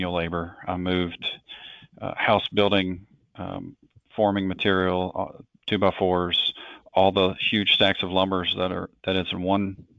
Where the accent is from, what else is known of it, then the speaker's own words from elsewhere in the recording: Hopkinsville, Kentucky, United States; I grew up in Western Kentucky in a city called Hopkinsville.